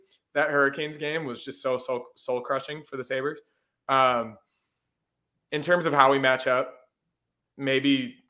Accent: Canada; like, I know more hockey than you because I'm Canadian.

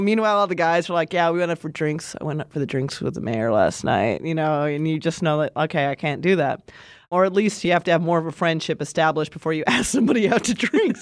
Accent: Montana, United States; moved away; I'm from Montana

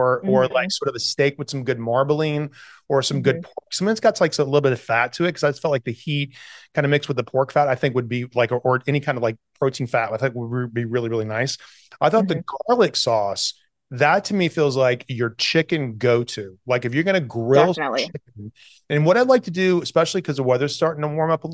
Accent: the South, United States; moved away; I grew up in the South

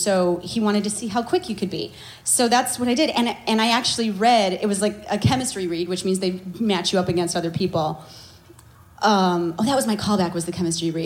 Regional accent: Chicago, Illinois, United States; I'm from Chicago

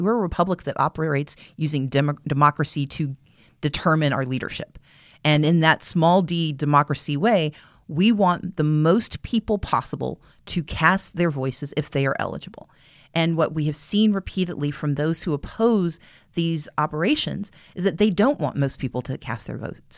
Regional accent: the South, United States; as a Southerner

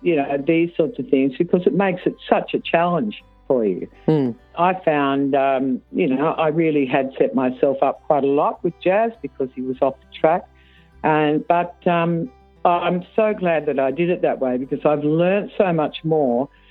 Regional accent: Sydney, New South Wales, Australia; I grew up in Sydney

